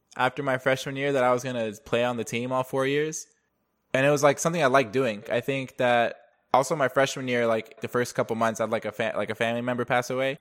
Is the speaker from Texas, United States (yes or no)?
yes; Dallas, Texas, United States; also born or lived in Denver, Colorado; I was born in Denver, but I grew up in, outside of Dallas ever since, uh, first grade